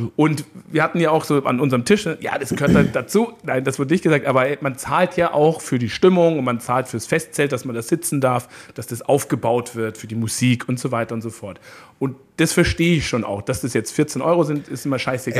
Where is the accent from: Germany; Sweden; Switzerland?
Germany; Munich, Bavaria; ich bin ja da groß geworden, auch auf, ich komme aus dem Süden von München